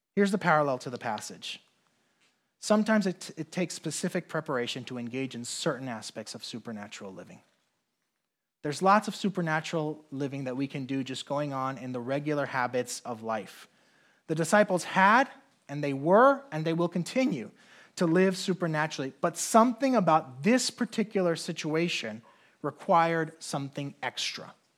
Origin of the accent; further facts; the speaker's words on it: Puerto Rico; moved away; also born or lived in New York / New Jersey / North Carolina; I grew up in Puerto Rico